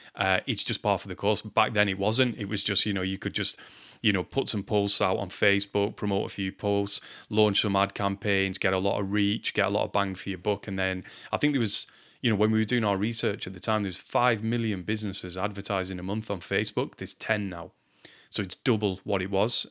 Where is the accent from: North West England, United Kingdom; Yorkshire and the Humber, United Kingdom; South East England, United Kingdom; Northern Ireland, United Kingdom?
North West England, United Kingdom; Lancashire; I'm from Lancashire in England.